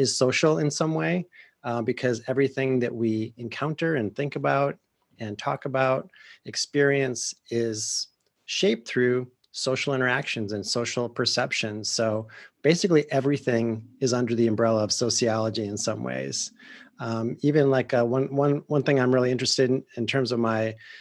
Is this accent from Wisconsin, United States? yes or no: yes; Wisconsin, United States; accent: Wisconsin; moved away as an adult; also born or lived in California; I'm a Midwesterner. I grew up in Wisconsin